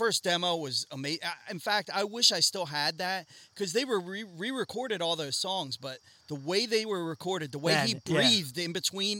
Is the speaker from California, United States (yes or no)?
no; Doylestown, Pennsylvania, United States; also born or lived in Lansdale, Pennsylvania; I grew up in Doylestown and Lansdale.